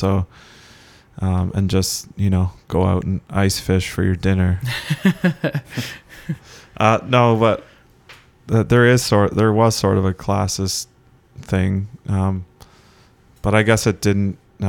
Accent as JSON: {"language": "English", "town": "Keswick", "region": "Ontario", "country": "Canada", "said": "especially when I went to Newmarket in grade 9, like people would just almost spit on me because I was from Keswick."}